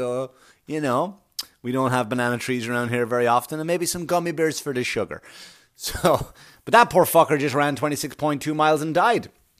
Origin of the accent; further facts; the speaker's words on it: Queens, New York, United States; When I was a kid and I remember I grew up in Queens and I would watch the runners come through